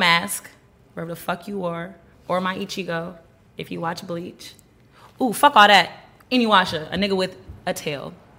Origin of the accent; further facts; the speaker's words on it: United States; also born or lived in Panama / Georgia, United States / Texas, United States; I'm originally from Panama, hence … I grew up in Georgia and Texas.